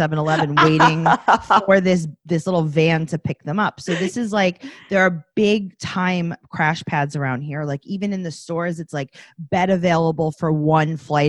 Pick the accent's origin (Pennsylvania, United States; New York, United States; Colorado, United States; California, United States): New York, United States; New York City; also born or lived in Kew Gardens, Queens; So I live in Kew Gardens currently. I grew up in Forest Hills, which is one town over.